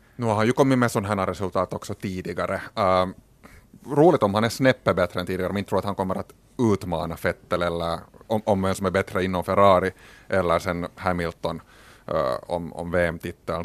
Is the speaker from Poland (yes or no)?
no; Finland; som finlandssvenskar